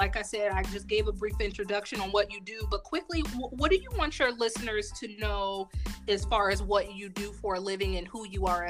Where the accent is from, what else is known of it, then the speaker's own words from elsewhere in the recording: Fort Wayne, Indiana, United States; Not only are we from the same hometown of Fort Wayne, Indiana